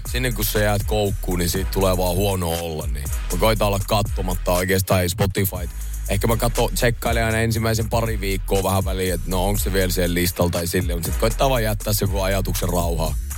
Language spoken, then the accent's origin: Finnish; Jyväskylä, Central Finland, Finland; now in Helsinki, Finland; mäkin tulin Jyväskylästä tänne, niin äh, kato Jy- Jyväspoika sieltä